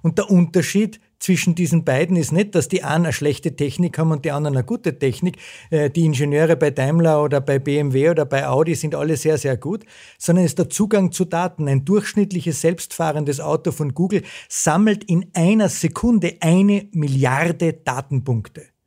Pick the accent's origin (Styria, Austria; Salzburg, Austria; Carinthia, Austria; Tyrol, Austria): Salzburg, Austria; Zell am See; Ich bin groß geworden in Zell am See äh, in den 70er und 80er Jahren